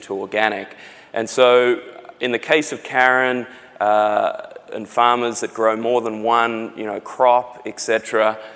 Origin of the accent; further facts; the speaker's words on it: Australia; accent: Australian; now in San Diego, United States; from my accent, you can probably tell I'm Australian.